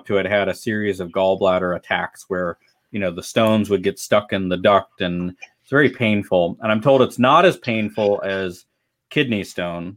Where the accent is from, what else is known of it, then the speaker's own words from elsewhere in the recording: Oceanside, California, United States; I grew up in Oceanside, California, which is in northern San Diego County